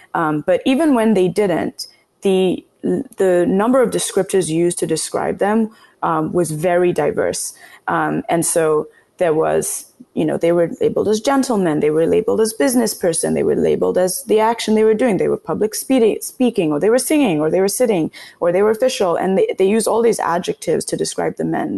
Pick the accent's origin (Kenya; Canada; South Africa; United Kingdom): Kenya; now in United States; growing up in Kenya, but once I moved to the US